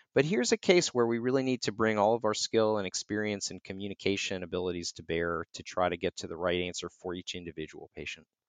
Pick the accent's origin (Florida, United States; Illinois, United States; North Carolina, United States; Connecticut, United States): North Carolina, United States; I grew up in North Carolina